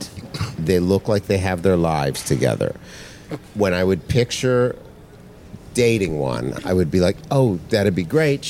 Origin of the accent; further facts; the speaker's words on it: Canada; moved away as an adult; now in New York, United States; I'm a comic from Canada as well, but I've lived here for